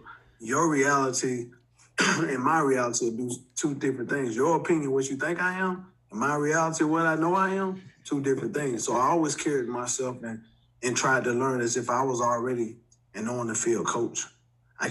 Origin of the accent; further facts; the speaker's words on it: Montgomery, Alabama, United States; moved away; also born or lived in Memphis, Tennessee; I'm not from Memphis, I'm from Montgomery, Alabama